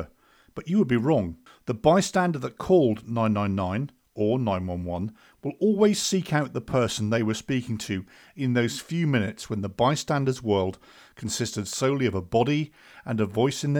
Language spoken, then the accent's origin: English; United Kingdom; I, of course, am from the UK